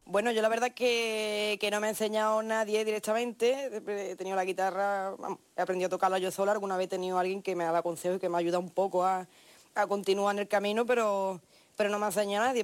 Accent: La Línea de la Concepción, Andalusia, Spain; de donde yo vengo, de la línea de la Concepción

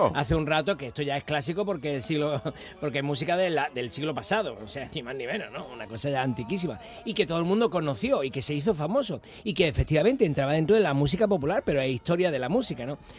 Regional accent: Málaga, Andalusia, Spain; Yo soy de Málaga

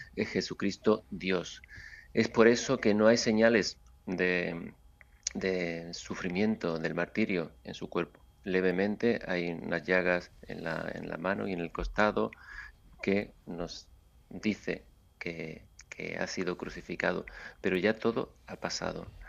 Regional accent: Seville, Andalusia, Spain; moved away; mi trabajo en mi tierra

